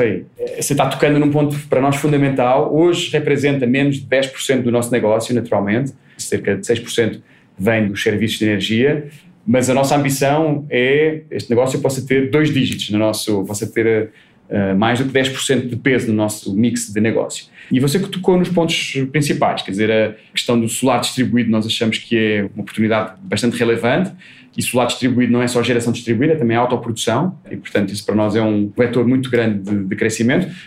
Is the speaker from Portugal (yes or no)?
yes; Portugal; accent: Portuguese; moved away as an adult; now in Brazil